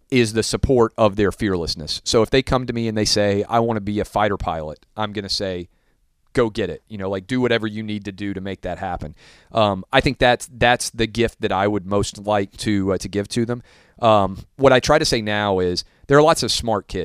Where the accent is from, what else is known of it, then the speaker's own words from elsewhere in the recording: Southern United States, United States; I was raised in the South, it's the flip, right?